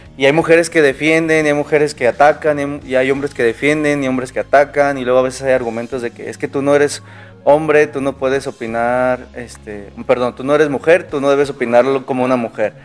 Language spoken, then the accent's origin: Spanish; Mexico; nuestra cultura como mexicanos